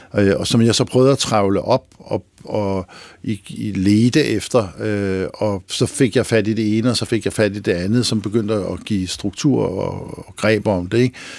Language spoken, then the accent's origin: Danish; Lønby, Denmark; Mig og rødderne der fra det rækhuskvarter i Lønby, hvor jeg voksede op